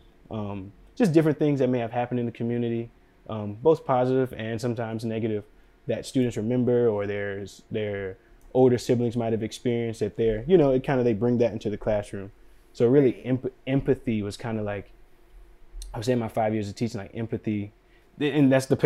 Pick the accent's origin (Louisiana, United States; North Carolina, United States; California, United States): North Carolina, United States; Durham; moved away as an adult; also born or lived in Washington, D.C. / Bronx, New York